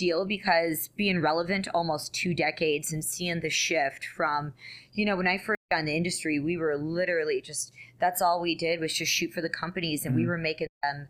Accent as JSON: {"language": "English", "region": "New York", "country": "United States", "said": "I'm an Italian from New York."}